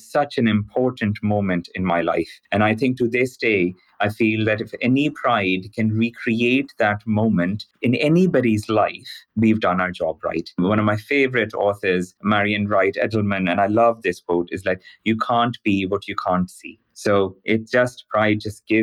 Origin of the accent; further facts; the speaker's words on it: Pakistan; now in London, United Kingdom; I'm originally from Pakistan. I was born there.